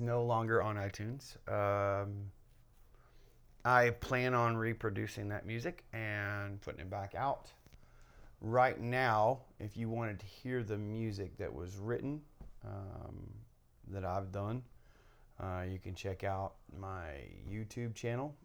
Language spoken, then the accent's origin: English; Kentucky, United States; my home state, Kentucky